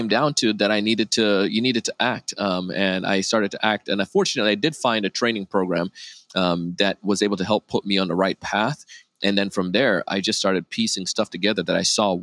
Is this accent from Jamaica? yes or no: yes; Jamaica; moved away; I grew up in Jamaica as a kid